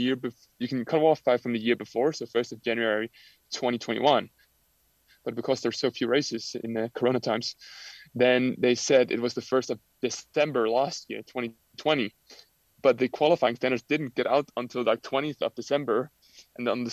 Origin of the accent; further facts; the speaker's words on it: Denmark; moved away as an adult; my hometown